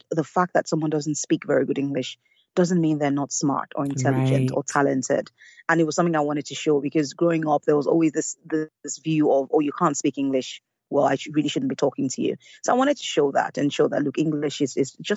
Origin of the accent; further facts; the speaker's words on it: Lagos, Nigeria; I grew up in Lagos and in Nigeria